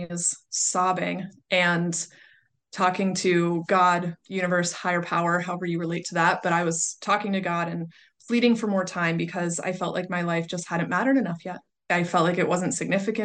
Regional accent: Pittsburgh, Pennsylvania, United States; I moved back to Pittsburgh, which is my hometown

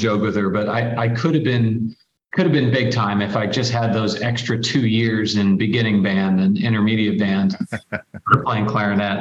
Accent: Randolph, New Jersey, United States; moved away as an adult; also born or lived in Parsippany, New Jersey / Virginia / Miami, Florida; now in Greenville, United States; I was a Jersey boy born and raised. Grew up in northern New Jersey, started out in a town called Parsippany

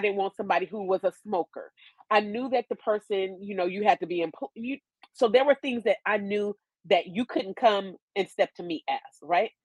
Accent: California, United States; moved away as an adult; also born or lived in Atlanta; I grew up in California

